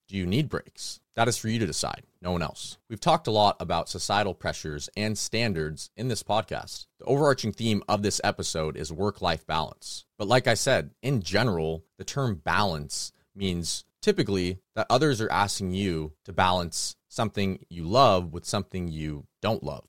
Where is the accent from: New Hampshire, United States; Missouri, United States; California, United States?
California, United States; I'm from California